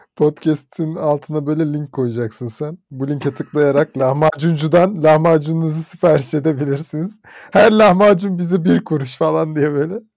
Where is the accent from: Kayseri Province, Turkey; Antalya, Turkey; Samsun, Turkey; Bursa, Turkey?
Bursa, Turkey; bir Bursalı olarak